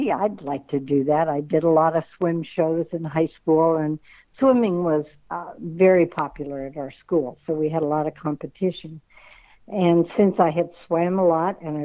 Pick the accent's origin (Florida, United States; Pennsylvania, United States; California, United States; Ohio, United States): California, United States; Tustin; I grew up in Tustin, and Anaheim was only like 10, 15 minutes away by car